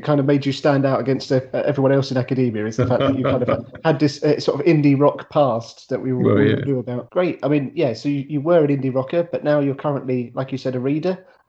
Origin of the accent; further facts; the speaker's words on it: London, United Kingdom; I grew up in Newham, which is the sort of UEL's area